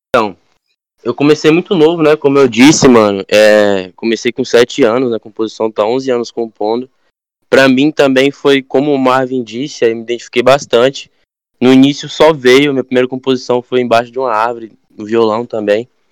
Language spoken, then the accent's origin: Portuguese; Arraias, Tocantins, Brazil; moved away; Eu venho de uma cidade quilombola do interior, do Tocantins, né? Ela tem quase 300 anos de, né, de cidade. Arraias Tocantins, eu venho, uma cidade quilombola.